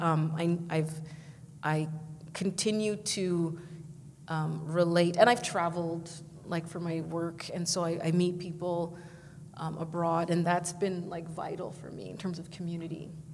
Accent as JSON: {"language": "English", "town": "Vancouver", "region": "British Columbia", "country": "Canada", "tie": "born or raised there", "moved": "as an adult", "lives_now": "Toronto, Canada", "said": "I grew up in Vancouver, but I came here to uh, do African studies at U of T."}